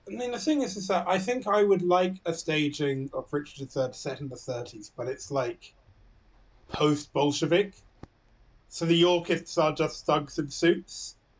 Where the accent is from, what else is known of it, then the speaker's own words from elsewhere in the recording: England, United Kingdom; we're a miserable little island on the edge of Europe